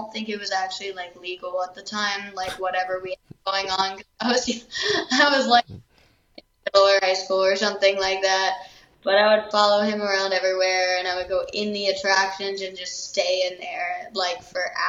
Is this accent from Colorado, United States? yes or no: no; York, Pennsylvania, United States; moved away as an adult; now in Austin, United States; I'm from York, Pennsylvania